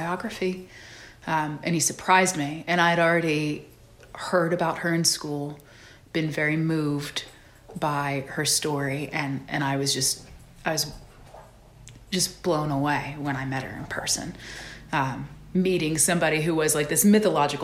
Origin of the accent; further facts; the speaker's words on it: Georgia, United States; also born or lived in San Antonio, Texas; I spent most of my young life, most of my formative years between three counties in Georgia